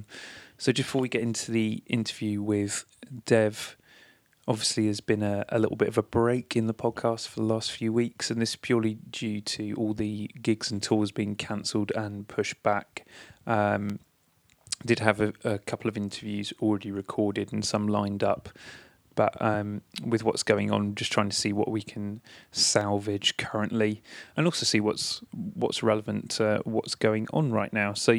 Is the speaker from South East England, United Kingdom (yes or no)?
yes; near Portsmouth, South East England, United Kingdom; a venue that I used to go to a lot near my hometown, the Portsmouth Wedred Rooms